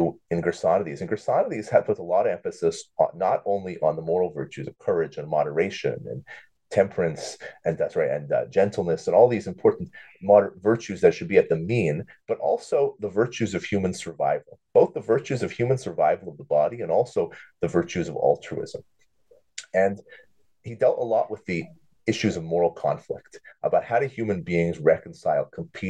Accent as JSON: {"language": "English", "town": "Thornhill", "region": "Ontario", "country": "Canada", "tie": "born or raised there", "also_born_or_lived": "Jerusalem, Israel / Buffalo, United States", "moved": "as an adult", "said": "I grew up in Toronto, really Thornhill, not too far from you"}